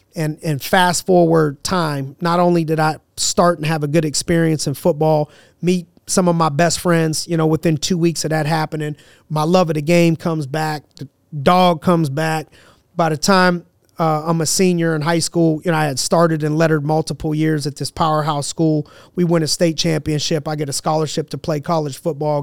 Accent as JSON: {"language": "English", "town": "Youngstown", "region": "Ohio", "country": "United States", "tie": "born or raised there", "said": "a branch of Inspiring Minds, Youngstown in my hometown"}